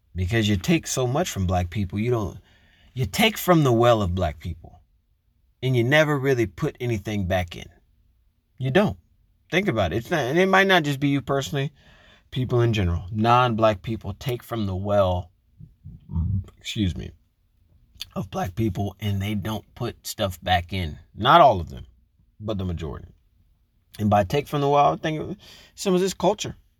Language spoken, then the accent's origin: English; United States; I am American, I live in America